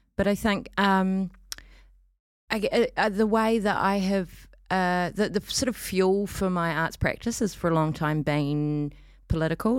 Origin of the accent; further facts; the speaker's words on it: New Zealand; moved away as an adult; now in Auckland, New Zealand; I come from Otaheite originally, um, but have been up here for fifteen years or so